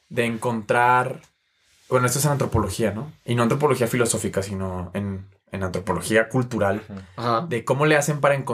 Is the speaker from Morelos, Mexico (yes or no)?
no; Monterrey, Nuevo León, Mexico; yo soy de Monterrey